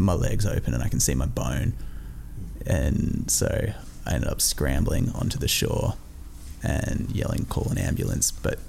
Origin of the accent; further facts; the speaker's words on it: Sydney, New South Wales, Australia; So she's from there, and I grew up in Sydney mostly. I moved around a lot, but yeah.